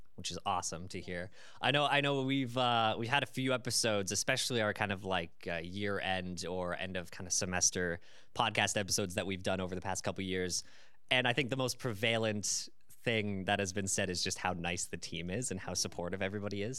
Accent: Canada; As a Canadian

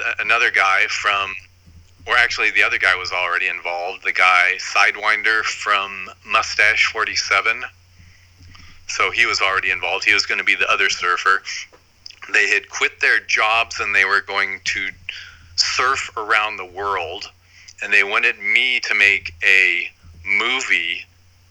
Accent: Huntington Beach, California, United States; I grew up in Huntington Beach

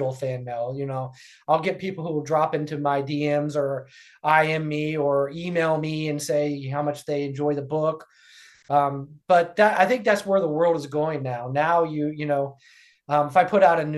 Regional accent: Ohio, United States; Ohio, which is my home state.

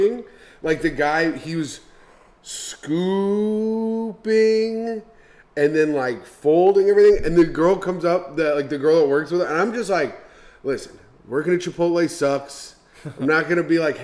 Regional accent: Midwest, United States; I'm from the Midwest.

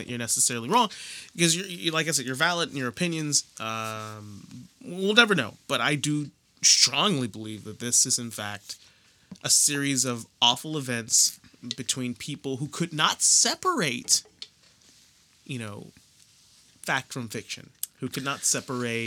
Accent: Pittsburgh, Pennsylvania, United States; where we grew up in the city we grew up in here in Pittsburgh

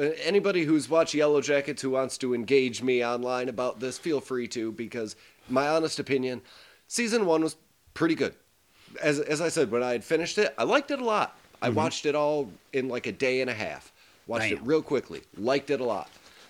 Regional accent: the South, United States; accent: Southern US; much like my southern accent.

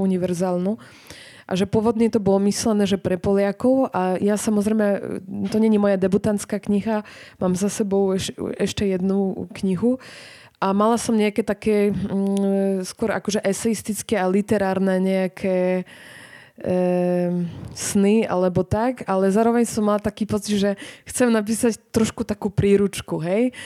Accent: southern Poland, Poland; Slovak is a second language; moved away as an adult; now in Bratislava, Slovakia; ja som z juhu Polska

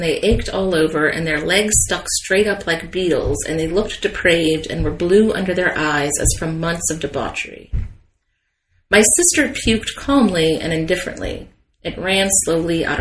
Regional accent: United States; being American

